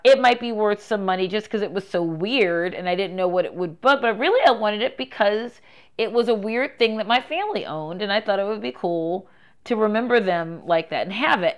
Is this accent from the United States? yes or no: yes; Baltimore, Maryland, United States; moved away; a person from Baltimore City who was born here, raised here, and then came back here